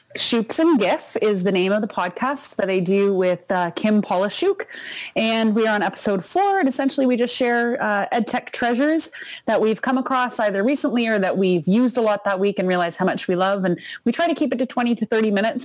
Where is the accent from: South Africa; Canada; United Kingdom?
Canada; we're Canadian